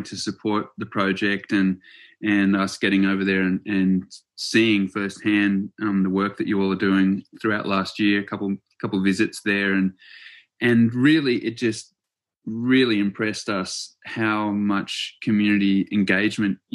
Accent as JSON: {"language": "English", "country": "New Zealand", "tie": "born or raised there", "moved": "yes", "said": "I was born in New Zealand and have spent a fair bit of time back there"}